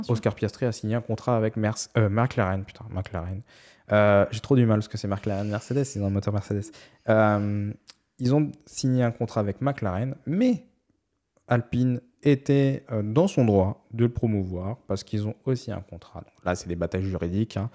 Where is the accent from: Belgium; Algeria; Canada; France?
France; on est français